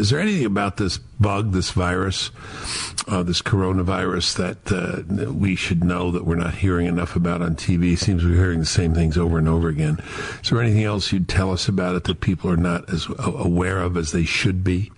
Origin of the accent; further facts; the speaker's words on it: New York, United States; I am a New Yorker